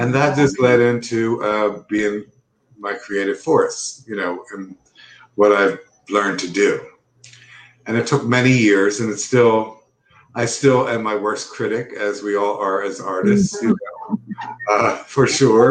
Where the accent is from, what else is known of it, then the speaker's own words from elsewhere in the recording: Philadelphia, Pennsylvania, United States; I grew up in Philadelphia